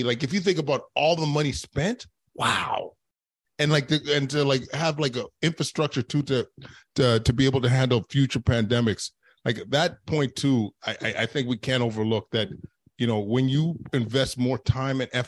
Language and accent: English; Canada; as Canadians